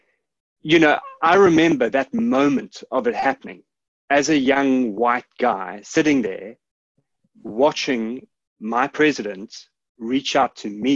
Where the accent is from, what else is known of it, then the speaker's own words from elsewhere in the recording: South Africa; I'm South African. I was born in the early 1970s, which meant that I grew up in the 1980s.